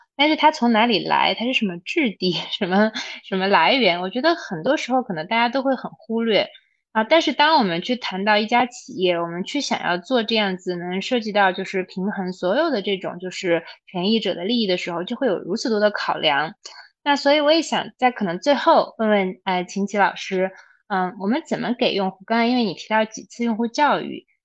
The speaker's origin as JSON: {"language": "Chinese", "region": "Xinjiang", "country": "China", "tie": "born or raised there", "moved": "yes", "said": "我小时候是在新疆长大的"}